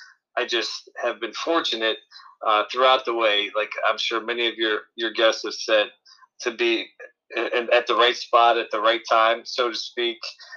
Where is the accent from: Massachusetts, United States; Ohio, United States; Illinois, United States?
Ohio, United States; Manchester; I grew up in Manchester, which is a town just like a roots town, small Division III high school.